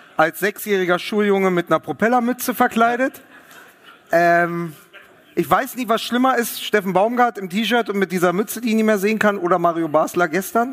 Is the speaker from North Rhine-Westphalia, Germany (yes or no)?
no; Berlin, Germany; als Berliner